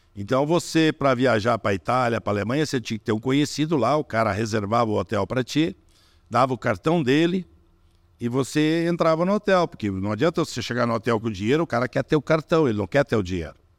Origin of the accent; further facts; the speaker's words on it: Brazil; Eu sou brasileiro, de origem alemã, eu tô chegando do Brasil